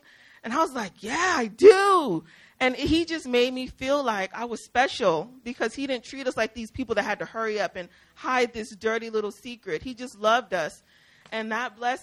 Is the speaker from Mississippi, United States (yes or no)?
yes; Mississippi, United States; we're from Mississippi